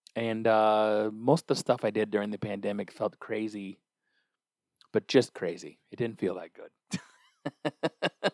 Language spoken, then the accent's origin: English; Olympia, Washington, United States; I'm from Olympia, Washington.